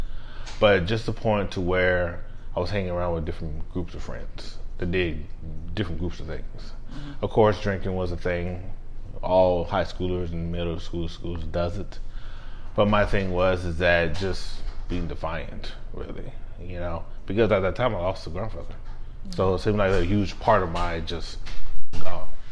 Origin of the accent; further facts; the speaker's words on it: El Paso, Texas, United States; I was born and raised in El Paso, Texas, to a military family